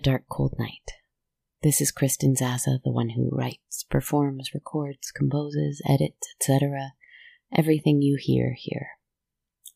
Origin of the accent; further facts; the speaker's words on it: Canada; as a Canadian